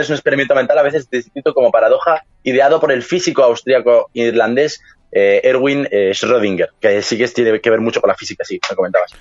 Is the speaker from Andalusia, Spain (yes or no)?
no; Madrid, Community of Madrid, Spain; yo soy de Madrid, España